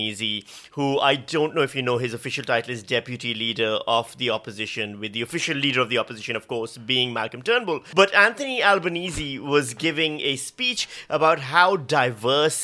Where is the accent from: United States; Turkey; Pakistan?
Pakistan; also born or lived in Victoria, Australia / Western Australia; now in Australia; I'm from Pakistan